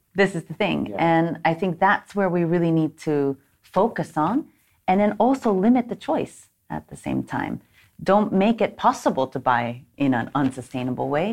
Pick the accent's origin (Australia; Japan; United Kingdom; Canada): Japan; moved away as an adult; also born or lived in United States / Stockholm, Sweden; I was born and raised here in Japan. I'm half Japanese, half American